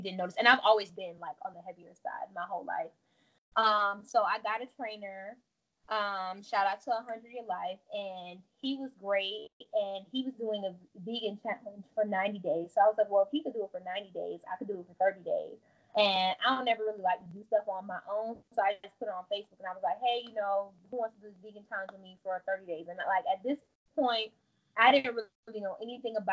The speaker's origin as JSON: {"language": "English", "town": "Miami", "region": "Florida", "country": "United States", "also_born_or_lived": "Tallahassee, Florida", "moved": "yes", "lives_now": "Atlanta, United States", "said": "I'm from Florida. I'm from Miami, and I went to school in Tallahassee"}